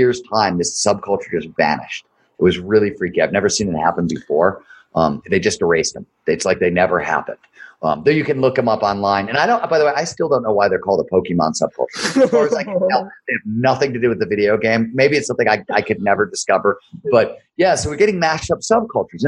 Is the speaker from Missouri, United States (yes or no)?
no; Ohio, United States; I grew up in Ohio